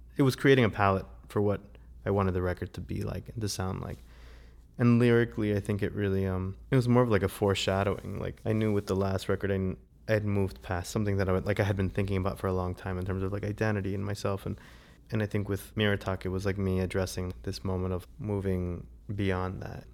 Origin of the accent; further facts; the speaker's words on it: South Florida, United States; also born or lived in Savannah, Georgia / Atlanta, Georgia / New York; now in Asheville, United States; I grew up in South Florida, and I lived in Savannah, Georgia, and I lived in Atlanta.